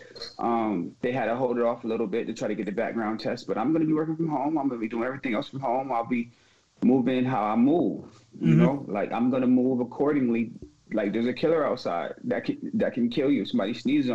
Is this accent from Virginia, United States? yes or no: no; Syracuse, New York, United States; I lived on the east side, but I was raised on Oakwood